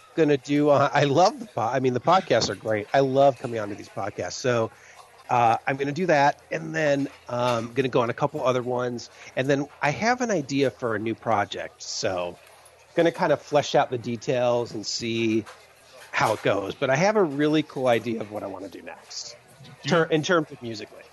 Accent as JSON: {"language": "English", "region": "Ohio", "country": "United States", "moved": "yes", "said": "I'm from Ohio. So I'm from the east side of, of the United States"}